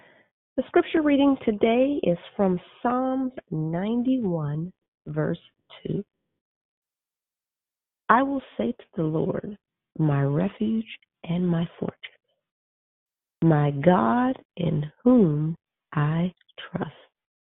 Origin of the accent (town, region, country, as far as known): Arizona, United States